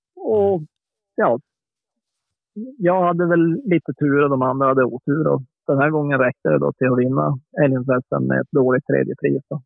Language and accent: Swedish; Norrbotten County, Sweden; när jag växte upp uppe i Norrbotten